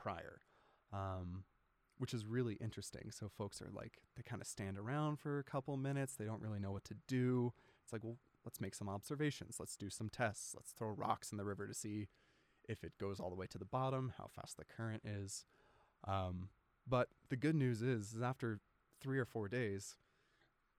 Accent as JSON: {"language": "English", "area": "outside Orlando", "region": "Central Florida", "country": "United States", "tie": "born or raised there", "also_born_or_lived": "Washington State / Alaska", "moved": "yes", "lives_now": "Logan, United States", "said": "I was born in Washington State and then early on moved to Florida. My dad's work took us down to Central Florida, grew up outside Orlando."}